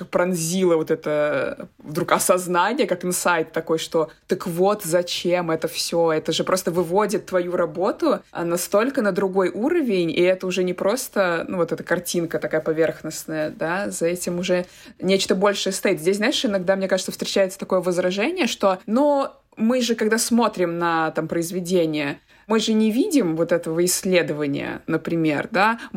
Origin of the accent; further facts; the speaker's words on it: Russia; moved away as an adult; я приехала из России, то есть я никогда в жизни с этим не сталкивалась